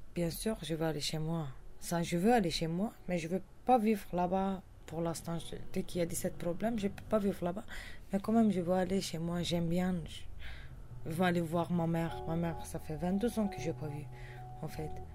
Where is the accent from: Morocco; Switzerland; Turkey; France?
Turkey; Kurdistan; French is a second language; moved away; je viens du cœur de Kurdistan, Havan